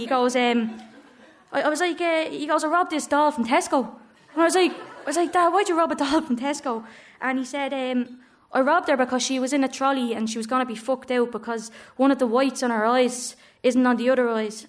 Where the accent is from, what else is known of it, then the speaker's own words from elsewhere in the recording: Dublin, Leinster, Ireland; growing up in Coolock